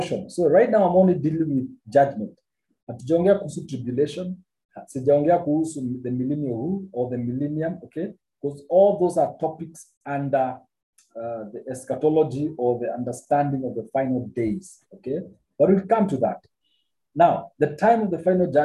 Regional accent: Kenya; I'm a Kenyan

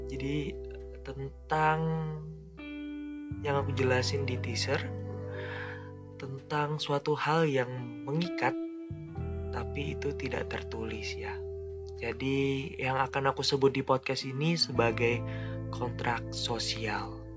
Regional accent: East Kalimantan, Indonesia; now in Malang, Indonesia; Kenalin, aku …, yang asalnya dari Kalimantan Timur, Kabupaten Pasir. Sekarang lagi tinggal di Malang, lagi kuliah di Malang.

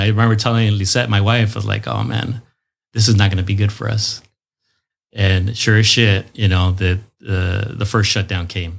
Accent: National City, California, United States; also born or lived in Los Angeles; born in Los Angeles, but since the age of two, uh, was raised in National

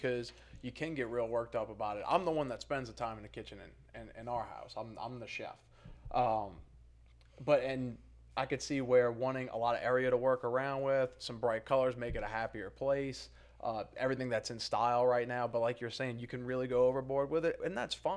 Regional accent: New Orleans, Louisiana, United States; I'm from New Orleans.

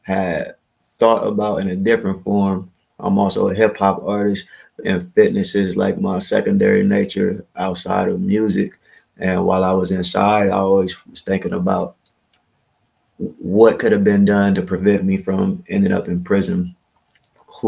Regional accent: Columbus, Ohio, United States; moved away as an adult; now in Yellow Springs, United States; I'm from Columbus, Ohio

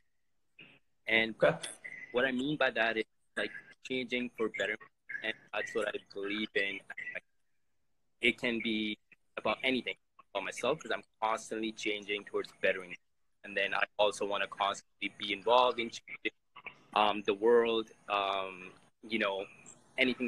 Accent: Canada; I'm from Canada

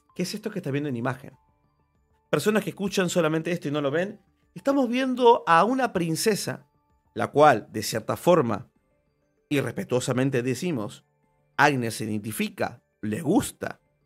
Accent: Argentina; Yo soy argentino

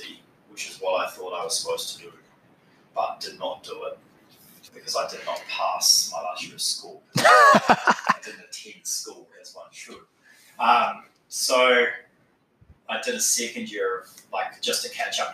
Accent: Christchurch, Canterbury, New Zealand; moved away as an adult; now in Perth, Australia; I grew up in Christchurch in the South Island of New Zealand

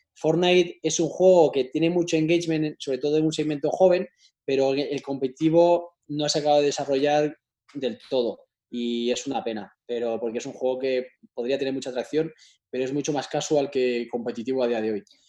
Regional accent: Spain; muchos somos españoles

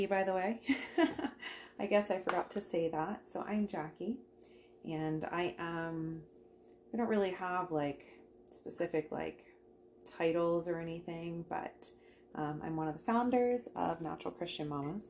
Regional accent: United States; now in Canada; I am from America. I'm American.

